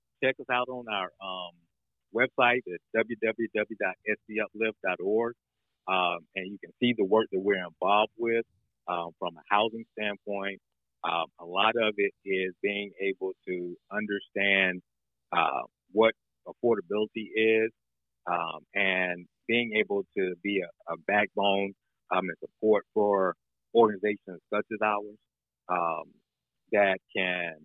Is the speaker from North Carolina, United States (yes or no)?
yes; North Carolina, United States; now in Aiken County, South Carolina, United States; I grew up in North Carolina